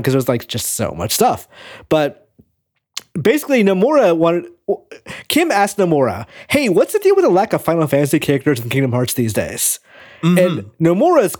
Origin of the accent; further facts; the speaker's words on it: Tennessee, United States; I'm from Tennessee